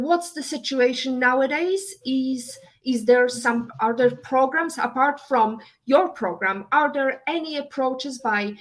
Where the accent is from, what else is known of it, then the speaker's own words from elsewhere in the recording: Poland; moved away; I'm coming from, Eastern Europe. I was raised and born in Poland.